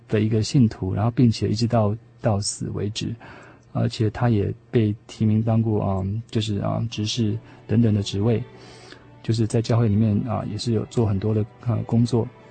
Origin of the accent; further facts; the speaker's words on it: Taiwan; also born or lived in United States; 也许是因为我们在这边生长